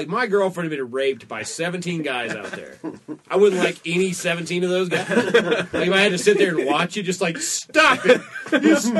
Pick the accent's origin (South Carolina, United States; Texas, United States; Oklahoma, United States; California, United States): Oklahoma, United States; when I was growing up in Oklahoma